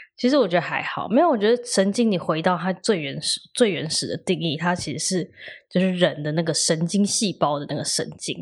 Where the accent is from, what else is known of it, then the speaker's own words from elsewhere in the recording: Taiwan; 那其实我们台湾就是大家，